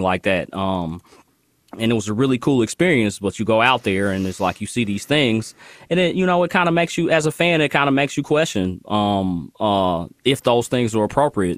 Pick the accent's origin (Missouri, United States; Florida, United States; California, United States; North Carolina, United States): Missouri, United States; Kansas City; I'm born and raised in Kansas City